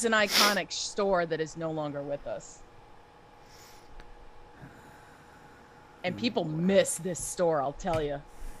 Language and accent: English; Rhode Island, United States; accent: Southern New England